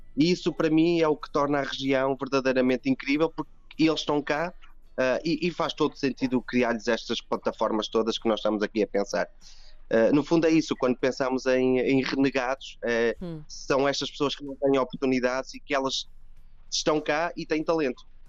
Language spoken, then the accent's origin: Portuguese; Trás-os-Montes, Norte, Portugal; moved away as an adult; now in Azores, Portugal; eu sou transmontano